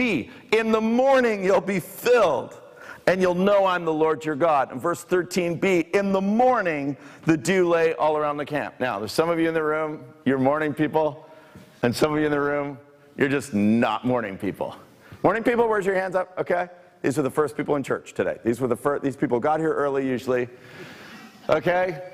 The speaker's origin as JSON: {"language": "English", "area": "Bournemouth and Guildford", "region": "South East England", "country": "United Kingdom", "tie": "born or raised there", "also_born_or_lived": "Toronto, Canada / near Southampton", "moved": "yes", "lives_now": "Canada", "said": "I grew up in Bournemouth and Guildford"}